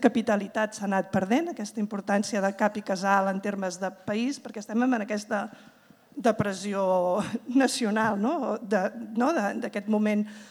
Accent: Terrassa, Catalonia, Spain; jo vinc de comarques de Terrassa

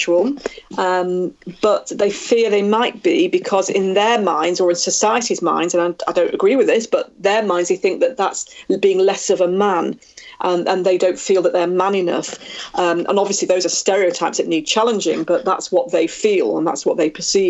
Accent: Manchester, North West England, United Kingdom; the Manchester Arena bomb 2 years ago in my hometown

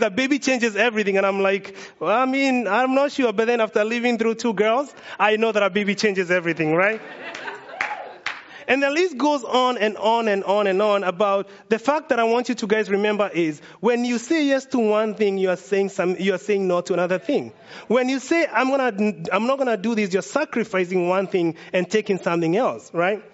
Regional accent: Kenya; now in United States; I'm from Kenya

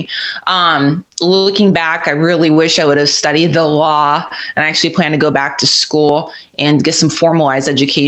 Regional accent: Florida, United States; moved away as an adult; I grew up in Florida, and I love that state

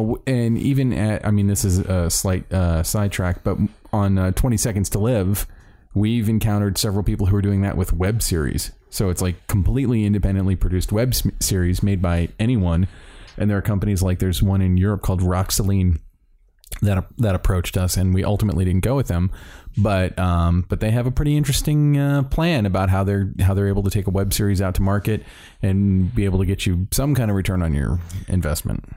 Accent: Miami, Florida, United States; moved away; I was born in Miami

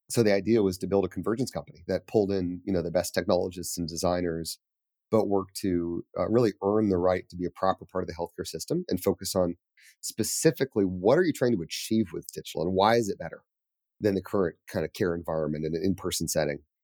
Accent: Colorado Springs, Colorado, United States; moved away as an adult; also born or lived in New York City; I grew up in Calder Springs.

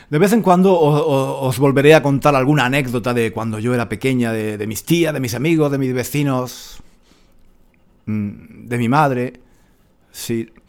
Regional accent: Granada, Andalusia, Spain; moved away as an adult; cuando vuelvo a Granada, a mi, a mi ciudad natal, em, lloro.

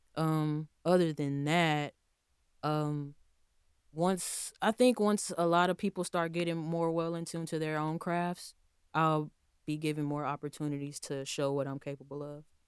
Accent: Houston, Texas, United States; moved away as an adult; now in Tallahassee, United States; I was born and raised in Houston, Texas

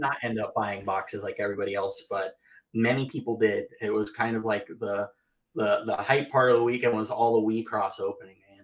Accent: Florida, United States; I'm from Florida

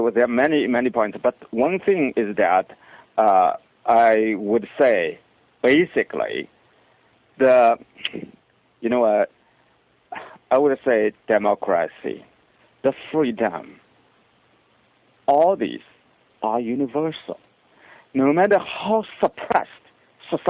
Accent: China; moved away; In my hometown, there's a city.

